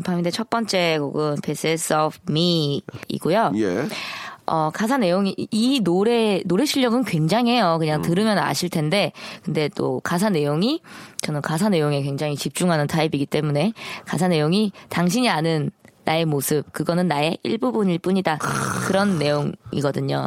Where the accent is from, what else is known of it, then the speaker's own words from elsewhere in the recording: Busan, South Korea; moved away as an adult; now in Seoul, South Korea; 저 메이드 인 부산입니다.